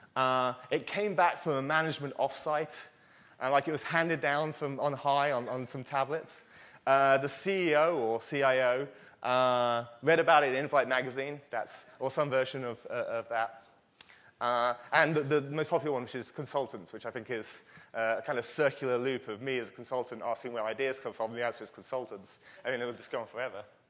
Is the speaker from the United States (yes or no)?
no; United Kingdom; I am British